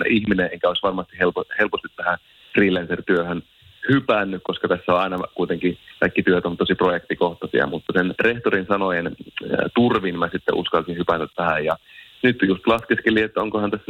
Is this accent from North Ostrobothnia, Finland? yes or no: yes; Oulu, North Ostrobothnia, Finland; accent: Oulu dialect; mä oon Oulusta ja sen takia kuulostan tältä.